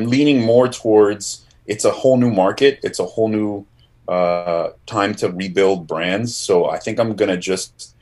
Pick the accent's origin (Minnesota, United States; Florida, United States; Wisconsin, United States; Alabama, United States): Florida, United States; Miami; also born or lived in Argentina; I was born in Argentina, but my parents immigrated to Miami when I was 4. So I'm not born, but I'm bred here